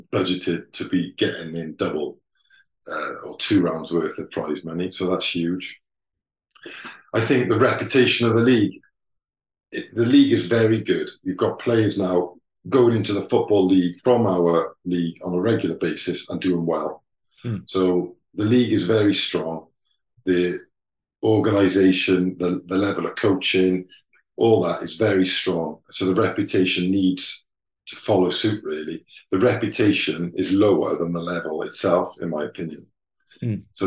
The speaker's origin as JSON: {"language": "English", "region": "Wales", "country": "United Kingdom", "said": "We're all proud of being Welsh"}